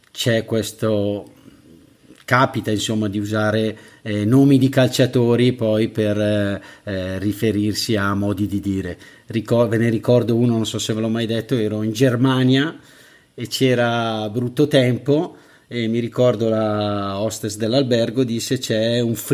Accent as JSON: {"language": "Italian", "town": "Bergamo", "region": "Lombardy", "country": "Italy", "said": "oppure quando dici all'estero sono di Bergamo, ma magari capita anche, anche tuttora, ah, ti dicono subito la squadra della tua città, Atalanta."}